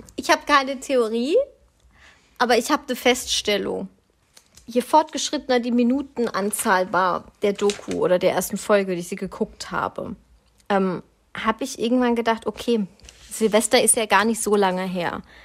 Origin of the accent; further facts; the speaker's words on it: Swabia, Germany; bin ich Schwabe durch und durch